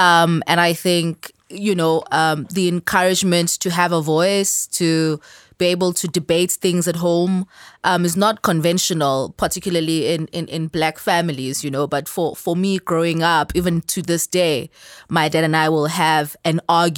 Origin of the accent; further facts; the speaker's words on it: Durban, KwaZulu-Natal, South Africa; I'm originally from Durban. I'm a scientist, like he said, at least that's what I do.